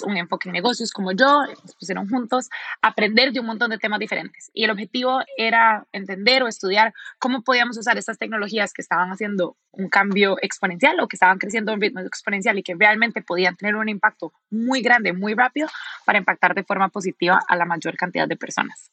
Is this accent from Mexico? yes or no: no; Costa Rica; now in Silicon Valley, United States; yo soy de Costa Rica y yo he crecido pensando en el café como algo súper importante